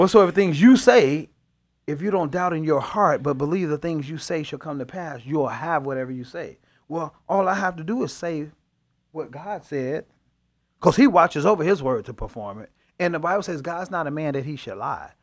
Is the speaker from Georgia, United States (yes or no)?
no; Chicago, Illinois, United States; I'm from Chicago